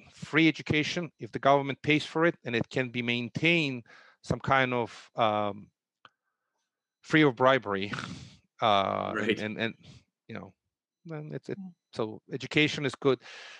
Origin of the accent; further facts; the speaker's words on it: Russia; There was, at least I grew up during socialism. You live in a government apartment.